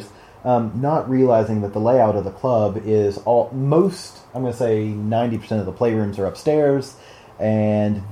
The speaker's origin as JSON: {"language": "English", "region": "the South", "country": "United States", "said": "I am from the South"}